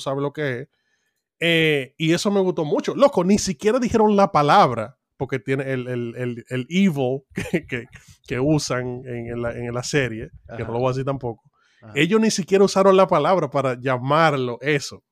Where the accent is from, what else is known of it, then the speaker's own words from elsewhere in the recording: Dominican Republic; como dominicano en República Dominicana